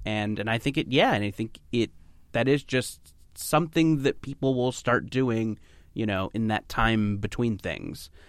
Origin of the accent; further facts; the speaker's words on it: Orange County, California, United States; I grew up in Orange County, which is maybe an hour south of L